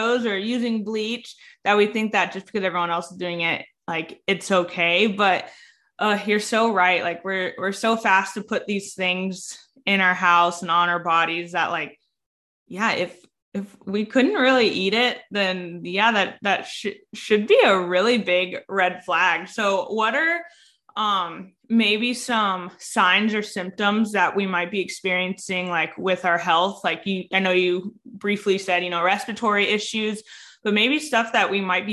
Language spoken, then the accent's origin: English; California, United States; I'm from California